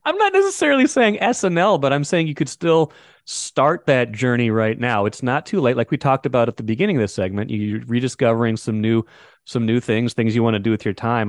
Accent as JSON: {"language": "English", "town": "Grand Forks", "region": "North Dakota", "country": "United States", "tie": "born or raised there", "moved": "yes", "said": "I'm growing up in Grand Forks"}